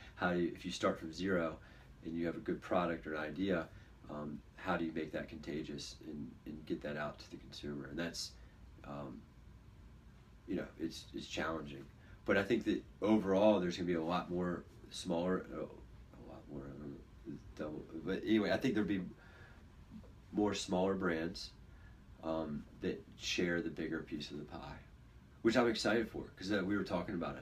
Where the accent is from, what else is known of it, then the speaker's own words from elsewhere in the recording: Virginia Beach, Virginia, United States; Josh and I, we grew up here in Virginia Beach together